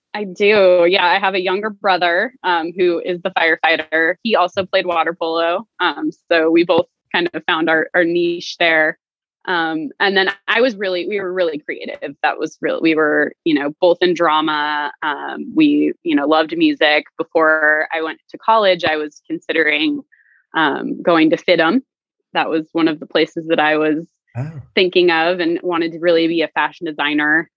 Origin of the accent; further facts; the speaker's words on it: Stockton, California, United States; moved away; I am originally from the Central Valley, uh, so Stockton uh, proper, and my parents still live there